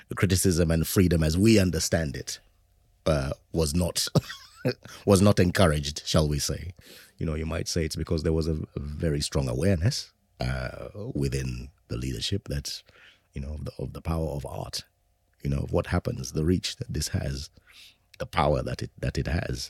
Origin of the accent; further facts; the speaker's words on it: Zimbabwe; growing up in Zimbabwe at that time